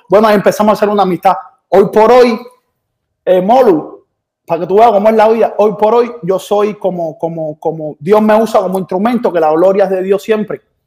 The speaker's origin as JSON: {"language": "Spanish", "country": "Cuba", "moved": "yes", "lives_now": "Miami, United States"}